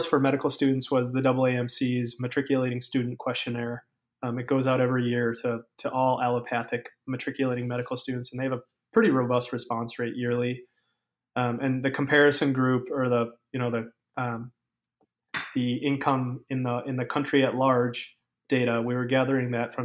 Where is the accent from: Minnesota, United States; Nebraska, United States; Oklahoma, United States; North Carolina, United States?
Minnesota, United States; I was born and raised in Minnesota